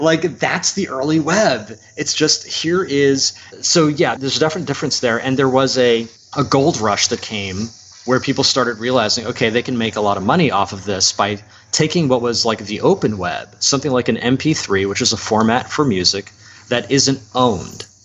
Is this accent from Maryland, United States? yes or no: yes; Columbia, Maryland, United States; now in Media, United States; I was born in Columbia, Maryland